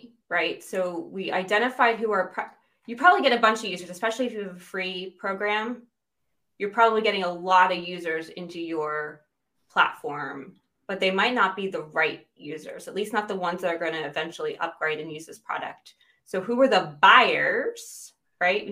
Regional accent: United States; moved away as an adult; now in United Kingdom; I'm American but living in the UK

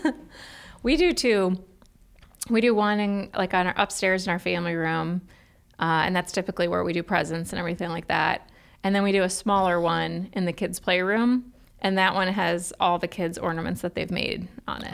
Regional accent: Cleveland, Ohio, United States; now in Columbus, United States; I'm from Cleveland

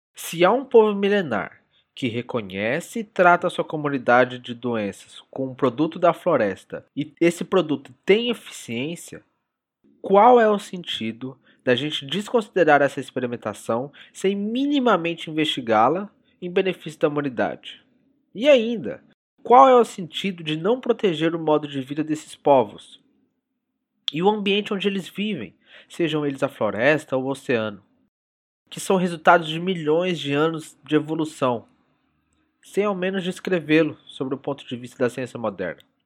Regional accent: Brazil; como brasileiro

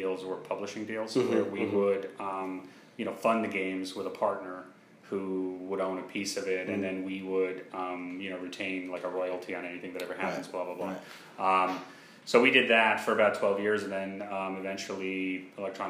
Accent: New York, United States; moved away as an adult; now in Orlando, United States; I've been in New York my whole life

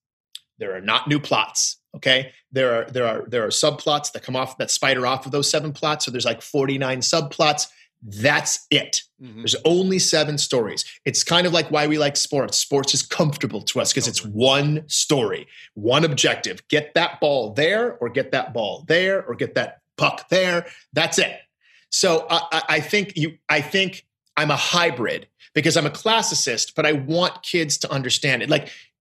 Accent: Midwest, United States; And I go, no, I am from the Midwest. I have never heard these jokes.

